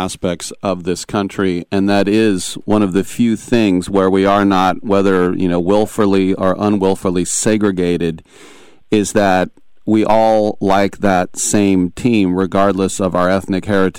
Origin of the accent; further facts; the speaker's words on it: the Bay Area, California, United States; growing up in the Bay Area, my dad from Oakland